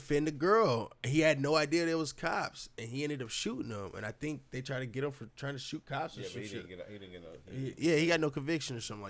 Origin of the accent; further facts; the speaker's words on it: United States; as an American